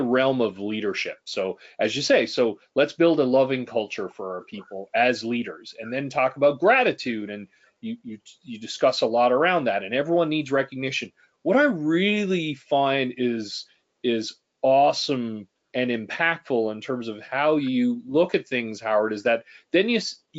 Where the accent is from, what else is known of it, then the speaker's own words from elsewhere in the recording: Canada; as a Canadian